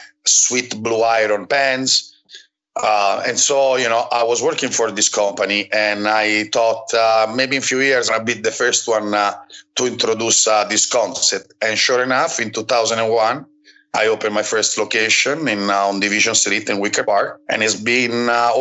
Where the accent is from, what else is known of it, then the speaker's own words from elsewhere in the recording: Rome, Lazio, Italy; moved away as an adult; now in Chicago, United States; I'm from Rome